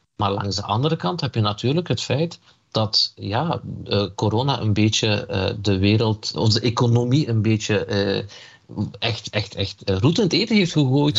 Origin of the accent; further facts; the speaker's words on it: Limburg, Flanders, Belgium; also born or lived in Elazığ, Turkey (parents' origin); je kunt mij eh, eh, een, Turks-Koerdische Limburger noemen